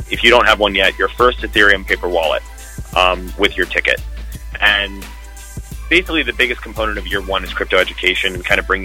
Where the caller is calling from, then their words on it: Las Vegas, Nevada, United States; Calling in from Vegas.